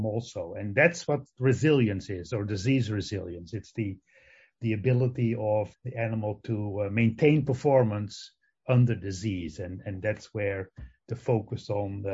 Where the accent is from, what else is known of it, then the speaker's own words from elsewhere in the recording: Netherlands; English is a second language; moved away as an adult; also born or lived in Madison, Wisconsin / Guelph, Canada; now in Ames, United States; I actually grew up in on a mixed crop and dairy farm in the Netherlands. That's where my accent comes from